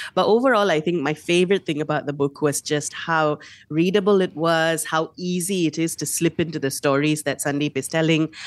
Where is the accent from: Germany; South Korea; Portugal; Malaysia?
Malaysia; being a Malaysian reader, reading Malaysian stories